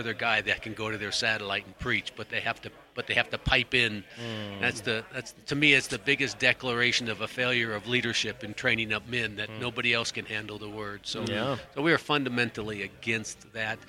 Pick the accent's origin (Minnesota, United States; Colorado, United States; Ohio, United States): Minnesota, United States; also born or lived in Poland; now in Leavenworth, United States; I grew up in Minnesota, my wife in Iowa, so Midwesterners